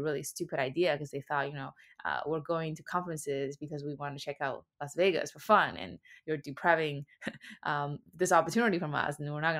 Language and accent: English; China; moved away as an adult; now in United States; I was born and raised in China, and I moved to the US for college.